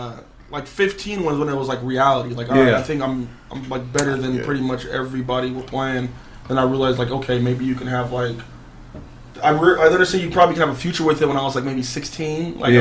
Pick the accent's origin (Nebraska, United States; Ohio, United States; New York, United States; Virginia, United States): Nebraska, United States; Omaha; also born or lived in California; California, but we're originally from Omaha, Nebraska.